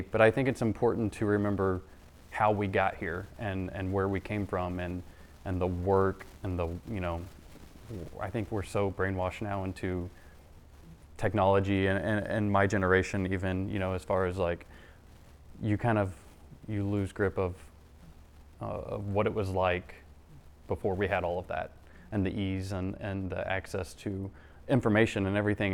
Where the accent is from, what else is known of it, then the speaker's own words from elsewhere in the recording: Doniphan, Missouri, United States; born and raised in Doniphan, and, uh, grew up here.